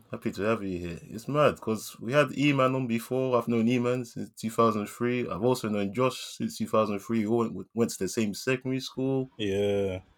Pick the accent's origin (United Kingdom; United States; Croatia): United Kingdom; London; because we're from South London, man.